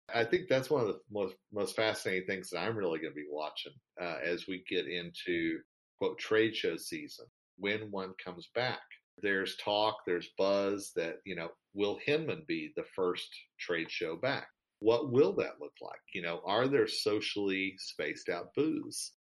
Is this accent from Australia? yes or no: no; United States; me as an American